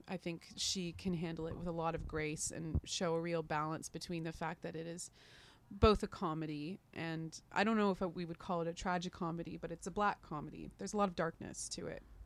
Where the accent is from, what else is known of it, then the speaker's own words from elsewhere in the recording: Canada; also born or lived in London, United Kingdom; as a Canadian artist